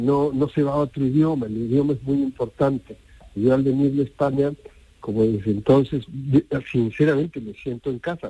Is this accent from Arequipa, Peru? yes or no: yes; Arequipa, Peru; moved away as an adult; now in Spain; mi ciudad natal, Arequipa